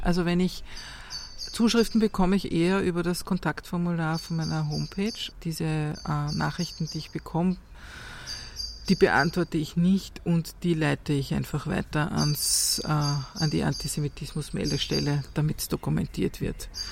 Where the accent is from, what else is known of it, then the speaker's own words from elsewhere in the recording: Austria; ich bin hier geboren und aufgewachsen. Das ist meine Heimat